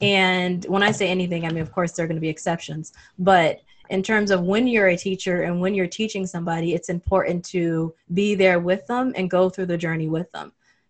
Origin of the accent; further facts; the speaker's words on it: Saudi Arabia; And I grew up in Saudi Arabia. So that was another thing that really fueled it, where I was the only African-American in the entire school.